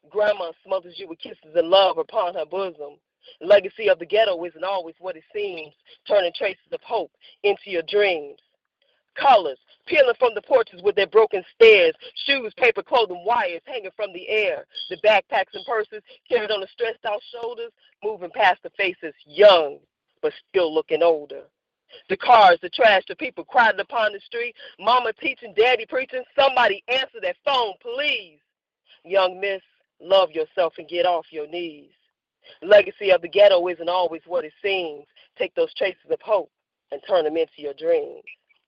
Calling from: Gary, Indiana, United States; I'm calling from Gary, Indiana.

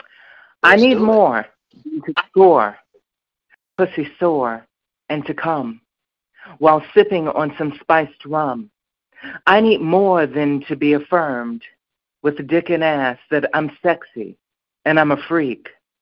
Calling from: Chicago, Illinois, United States; I'm from Chicago.

